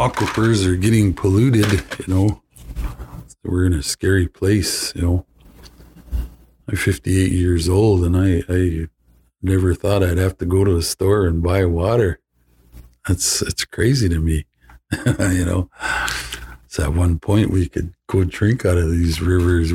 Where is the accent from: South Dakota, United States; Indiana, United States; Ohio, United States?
South Dakota, United States; Flandreau; I'm from Flandreau, South Dakota